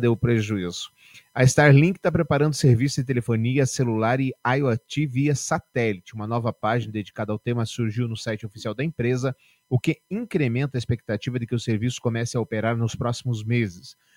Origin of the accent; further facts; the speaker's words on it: Barbacena, Minas Gerais, Brazil; quando eu era pequeno lá em Barbacena, lá em Dirituba